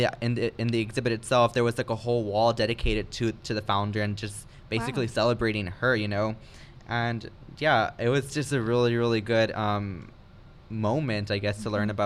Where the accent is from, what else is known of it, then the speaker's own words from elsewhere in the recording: the Rio Grande Valley, Texas, United States; now in San Marcos, United States; I'm from the Valley